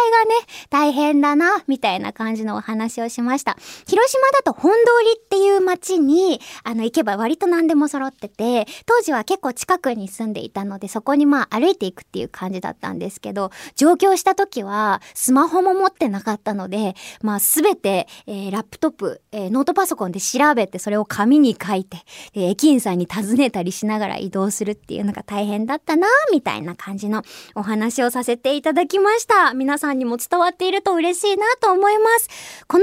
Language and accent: English; Hiroshima, Japan; English is a second language; the one thing, one culture shock uh, which I experienced in Tokyo when I came from Hiroshima is uh, there's so many uh, trains and subways